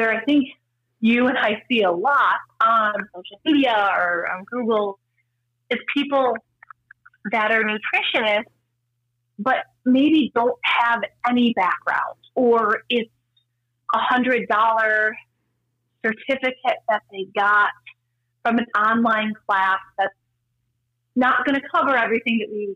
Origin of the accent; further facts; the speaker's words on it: Wisconsin, United States; also born or lived in Minnesota / Pennsylvania; now in California, United States; I'm from Wisconsin, and we both lived in Minnesota for many years